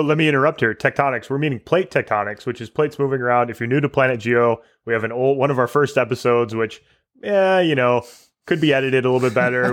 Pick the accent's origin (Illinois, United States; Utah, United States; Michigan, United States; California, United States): Michigan, United States; also born or lived in Canada; I was born and raised in Michigan, so I'm an American